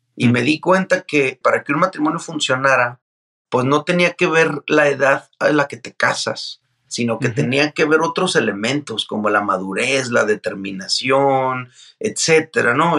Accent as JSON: {"language": "Spanish", "town": "Mazatlán", "region": "Sinaloa", "country": "Mexico", "tie": "born or raised there", "said": "yo soy de Mazatlán, Sinaloa. Este, soy hijo de padre norteamericano y madre mexicana. Eh, toda mi vida, eh, o la mayor parte de mi vida, la vivía eh, ahí en Mazatlán, ahí nacía y crecía"}